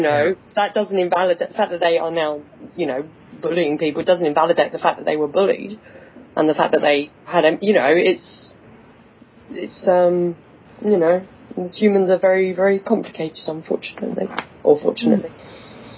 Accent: England, United Kingdom; accent: English; I'm in England. I'm from the town. I, I'm working in the town I was born in that everyone has this accent

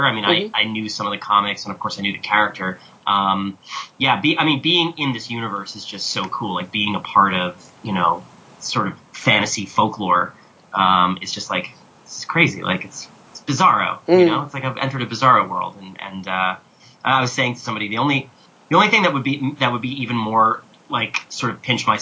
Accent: New York City, New York, United States; I'm from New York City

